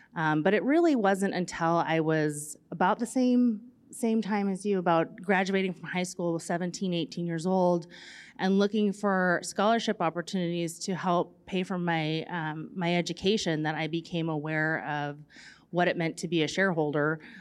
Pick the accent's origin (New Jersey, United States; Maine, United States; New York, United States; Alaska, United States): Alaska, United States; Chignik Bay; also born or lived in Juneau, Alaska; I grew up there in the summer times